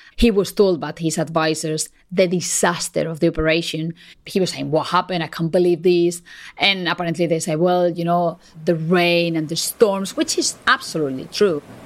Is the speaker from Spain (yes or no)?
yes; Spain; moved away as an adult; now in United Kingdom; I'm a Spanish journalist. I've been based in the UK for 12 years now.